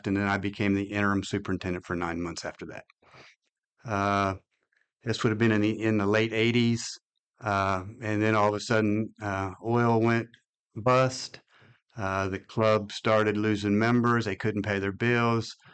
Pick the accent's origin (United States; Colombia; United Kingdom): United States; Ohio; moved away as an adult; also born or lived in Odessa, Texas; now in Texas, United States; I grew up in Ohio